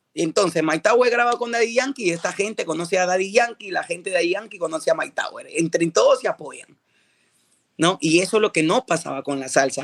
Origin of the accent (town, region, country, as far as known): Peru; now in United States